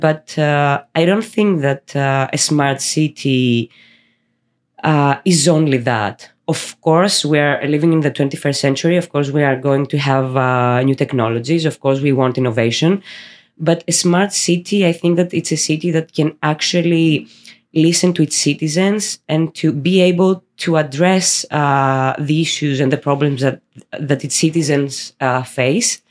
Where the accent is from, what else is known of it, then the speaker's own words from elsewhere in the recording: Greece; we are from Greece